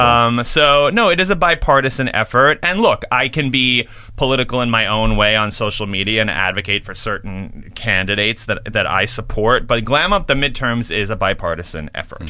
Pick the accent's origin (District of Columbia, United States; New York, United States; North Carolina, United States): New York, United States; I'm a New Yorker